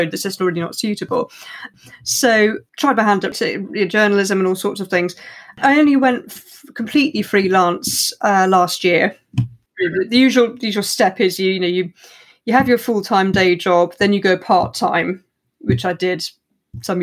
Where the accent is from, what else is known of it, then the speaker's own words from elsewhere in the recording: West Country, South West England, United Kingdom; also born or lived in Cambridge; now in Surrey, United Kingdom; I grew up in the West Country